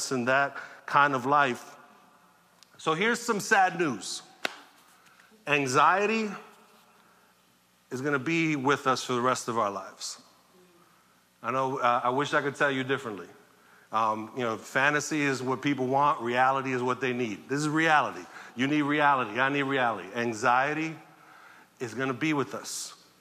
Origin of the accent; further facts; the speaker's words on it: New York City, New York, United States; I grew up in Sunset Park in the 80s and 90s and saw some stuff during that time in New York